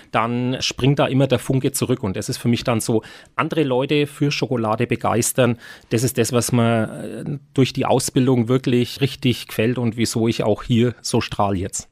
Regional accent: Nuremberg, Bavaria, Germany; als geborener Nürnberger und Konditormeister in Nürnberg und schon immer mit dem Lebkuchen groß geworden

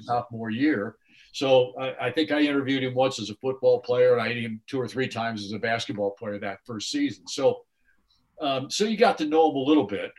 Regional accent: Mendota, Illinois, United States; moved away as an adult; Mendota, Illinois, which is my hometown, or at least the town I was born

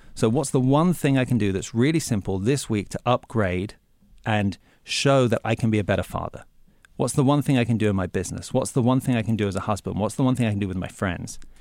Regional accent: England, United Kingdom; moved away; when I was growing up in England

